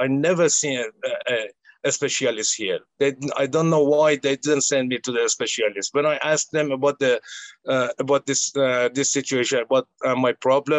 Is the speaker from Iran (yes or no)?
yes; Iran; moved away as an adult; also born or lived in Indonesia; now in Australia; I grew up in Iran